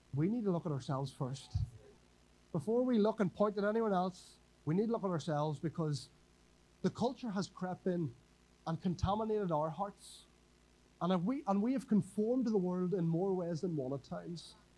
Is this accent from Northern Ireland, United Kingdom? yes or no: yes; Northern Ireland, United Kingdom; moved away as an adult; now in Whangarei, New Zealand; I'm from Northern Ireland a wee bit further away